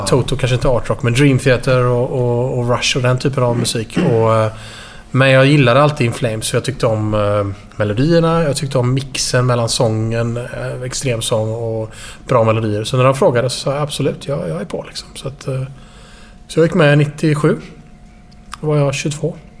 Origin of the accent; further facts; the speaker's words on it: Gothenburg, Västra Götaland, Sweden; also born or lived in Stockholm; sen flyttade vi till Göteborg och bodde i Skintebo. Och, eh, söder om Göteborg. En bit ovanför eh, Kullavik. Eh, och där har jag bott hela mitt liv